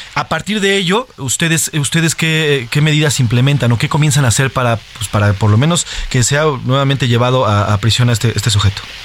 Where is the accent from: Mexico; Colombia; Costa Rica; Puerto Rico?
Mexico; todo eso que vivimos como mexicanos